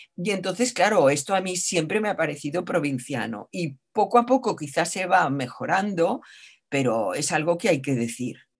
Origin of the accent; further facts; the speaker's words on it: Catalonia, Spain; yo como catalana que soy